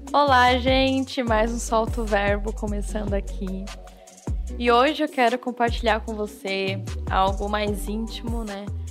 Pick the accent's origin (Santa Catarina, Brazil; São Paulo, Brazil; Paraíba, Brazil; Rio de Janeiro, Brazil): Santa Catarina, Brazil; Jaraguá do Sul; also born or lived in Guaramirim; eu sou catarinense, é, na, nasci em Guaramirim, uma cidadezinha bem perto de Jaraguá do Sul, ali de Joinville, e quando era bem pequenininha me mudei para Jaraguá do Sul, né, com seis meses.